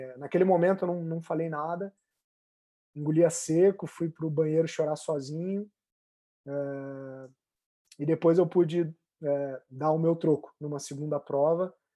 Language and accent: Portuguese; Rio de Janeiro, Brazil